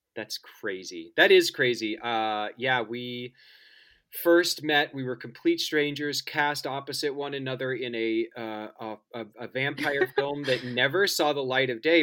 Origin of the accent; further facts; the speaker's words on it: suburbs of Kansas City, United States; I grew up in Kansas, in um, the suburbs of Kansas City